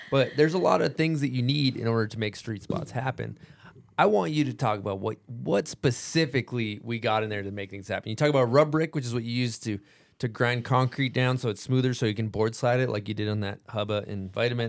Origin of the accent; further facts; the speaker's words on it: United States; where we're from America